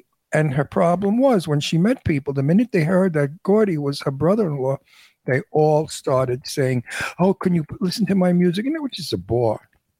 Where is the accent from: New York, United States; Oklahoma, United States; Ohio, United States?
New York, United States; New York City; accent: New York; now in California, United States; I'm from Brooklyn.